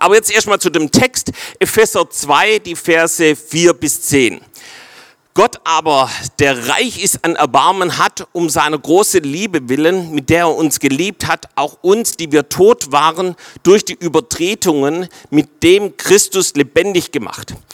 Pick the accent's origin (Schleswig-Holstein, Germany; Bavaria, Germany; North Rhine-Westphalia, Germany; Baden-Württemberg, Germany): Baden-Württemberg, Germany; Swabia; für uns Schwaber